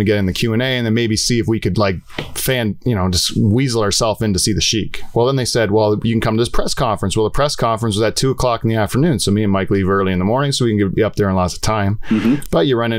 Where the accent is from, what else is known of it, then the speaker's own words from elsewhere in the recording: Delhi, Ontario, Canada; Norfolk County, Delhi